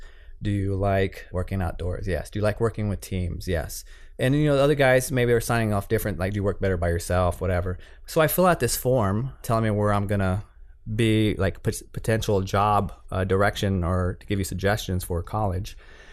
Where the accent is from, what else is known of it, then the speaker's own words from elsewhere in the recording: San Antonio, Texas, United States; I'm a Latino, and I'm from Texas in a neighborhood that had no cameramen, way far away from the industry.